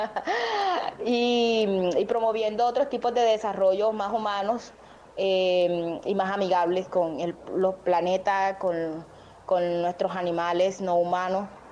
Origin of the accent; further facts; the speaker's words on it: Turbaco, Bolívar, Colombia; soy de Turbana, que está un poquito más alejado, digamos, en la región